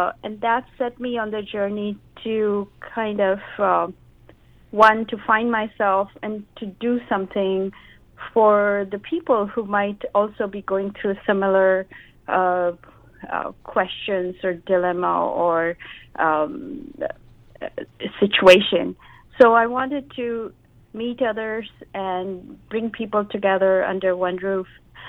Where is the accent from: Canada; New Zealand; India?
India; also born or lived in Japan; now in Seattle, United States; all my life I had moved around. Every few years I would move around in my home country, India. Then I moved to Japan, and then I had moved to Seattle.